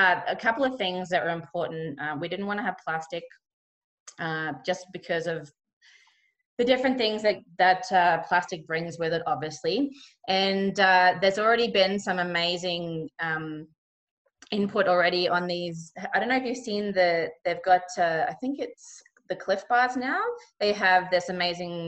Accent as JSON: {"language": "English", "town": "Cairns", "region": "Queensland", "country": "Australia", "tie": "born or raised there", "said": "where I grew up in Cairns, just kind of north of Cairns, it's a really big macadamia growing region."}